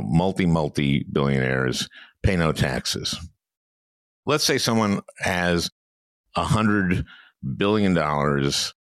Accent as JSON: {"language": "English", "region": "Minnesota", "country": "United States", "said": "I'm from Minnesota"}